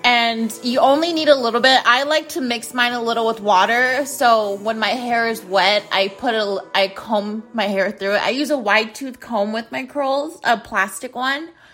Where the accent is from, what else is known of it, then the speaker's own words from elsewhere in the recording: United States; I'm American.